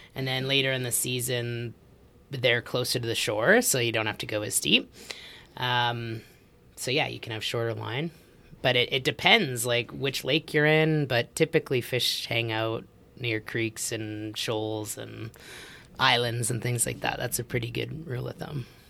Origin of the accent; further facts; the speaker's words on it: Edmonton, Alberta, Canada; moved away; also born or lived in Australia; I grew up in Edmonton